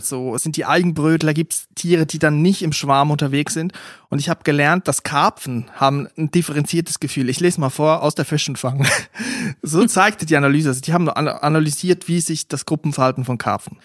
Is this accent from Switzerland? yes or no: yes; Aargau, Switzerland; dort, wo ich aufgewachsen bin, Kanton Aargau